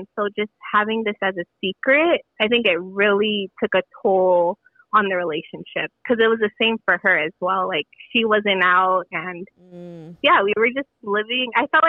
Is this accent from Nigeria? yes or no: no; Philippines; Yeah, so, you know, I'm Filipino.